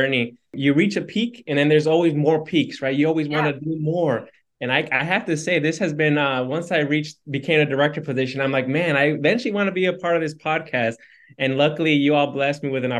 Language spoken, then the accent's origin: English; Harvey, Illinois, United States; I was born in Harvey, Illinois